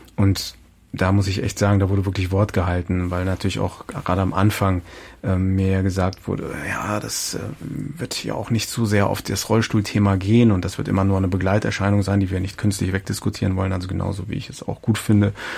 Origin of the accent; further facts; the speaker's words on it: Hildesheim, Lower Saxony, Germany; aus der Nähe meiner Heimatstadt Hildesheim